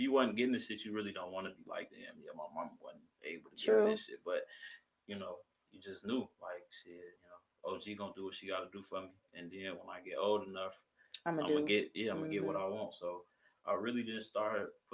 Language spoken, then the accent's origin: English; Kenosha, Wisconsin, United States; also born or lived in Chicago, Illinois; I'm from Chicago, okay, but I moved to Kenosha. Okay. I went to high school in Kenosha, so it's Kenosha. So Kenosha is where I'm from